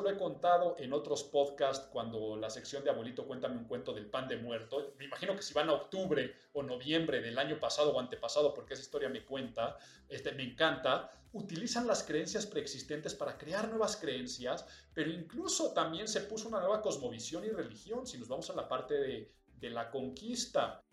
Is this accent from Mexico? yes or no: yes; Mexico; los que habitamos en esta nación y los que somos mexicanos